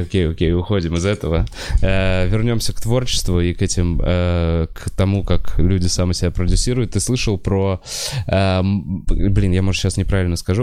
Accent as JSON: {"language": "Russian", "region": "Moscow", "country": "Russia", "said": "я москвич"}